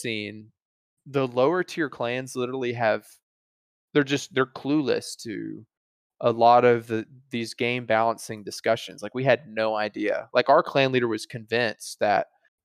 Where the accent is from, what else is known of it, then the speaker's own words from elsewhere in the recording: Alabama, United States; growing up in Alabama